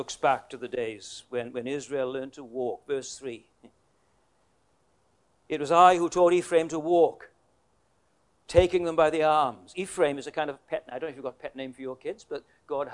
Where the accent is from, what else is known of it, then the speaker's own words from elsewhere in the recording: Wales, United Kingdom; moved away as an adult; also born or lived in Queensland, Australia; now in Tasmania, Australia; My wife is, we're both Welsh.